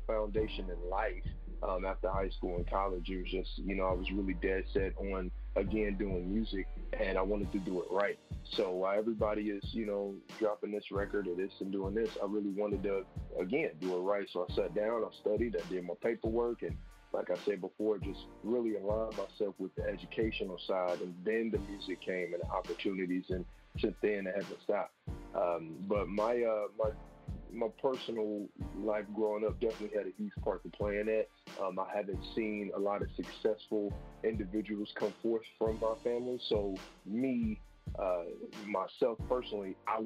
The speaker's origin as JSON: {"language": "English", "town": "Cincinnati", "region": "Ohio", "country": "United States", "moved": "yes", "lives_now": "Columbus, United States", "said": "I'm from Cincinnati, Ohio, but I moved here to Columbus, Ohio to focus on music"}